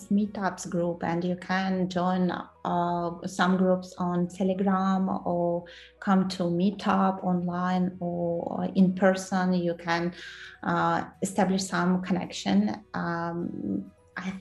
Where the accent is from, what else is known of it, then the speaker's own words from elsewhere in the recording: Kyrgyzstan; English is a second language; moved away as an adult; also born or lived in Moscow, Russia / Netherlands; now in London, United Kingdom; I was born in Central Asia, in Kyrgyzstan. I graduated university there, worked a couple of years there